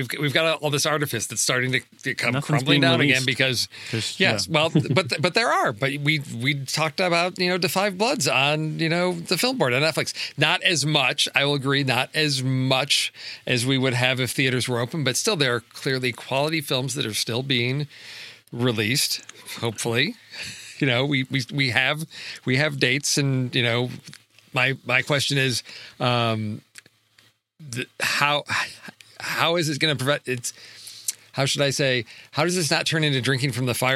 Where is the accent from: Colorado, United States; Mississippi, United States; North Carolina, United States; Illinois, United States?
Illinois, United States; Chicago; growing up in Chicago in the 80s